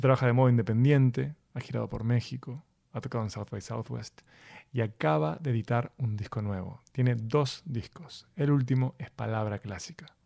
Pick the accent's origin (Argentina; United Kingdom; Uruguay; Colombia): Uruguay; Montevideo; Soy de Montevideo, de Uruguay